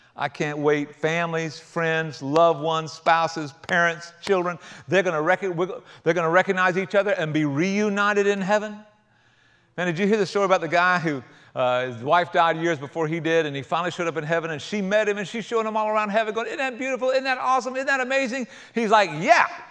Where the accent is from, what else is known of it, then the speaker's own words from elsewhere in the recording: South Carolina, United States; I grew up in South Carolina rather than the outback of Australia.